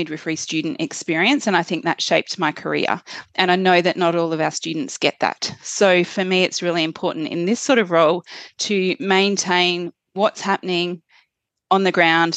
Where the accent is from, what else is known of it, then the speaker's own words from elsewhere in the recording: Western Australia, Australia; moved away; also born or lived in Queensland / Victoria; I am from Western Australia originally